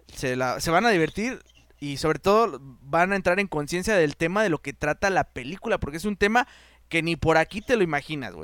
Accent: Mexico; nosotros como mexicanos

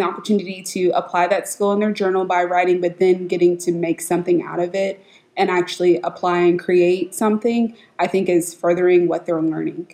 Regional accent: Richardson, Texas, United States; also born or lived in Dallas, Texas; I'm from Dallas, Texas. I grew up in Richardson ISD.

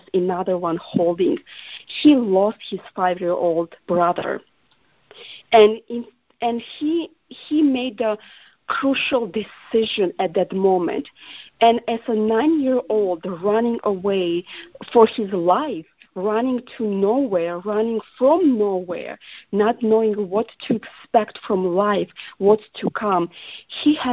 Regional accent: Georgia; English is a second language; now in United States; I was born in Georgia and that's my fatherland, America is my home.

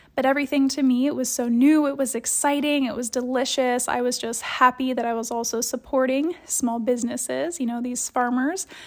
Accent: Columbus, Ohio, United States; moved away; I grew up in Columbus, Ohio

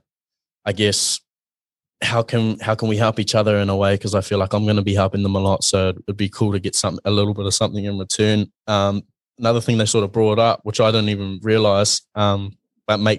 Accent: Mount Maunganui, Bay of Plenty, New Zealand; I'm from Mount Maunganui

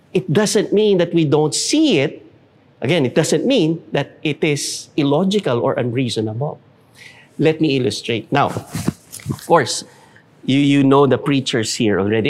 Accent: Philippines; We will do what we need to do as Filipino citizens

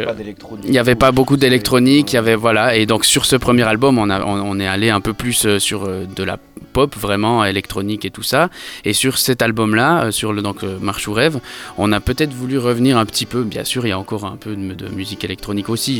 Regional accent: Switzerland; moved away as an adult; now in Paris, France; j'ai vécu en Suisse, je suis suisse de nationalité.

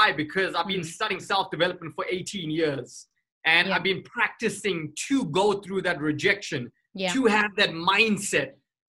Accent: South Africa; I come from South Africa, 1994, the year that I was born.

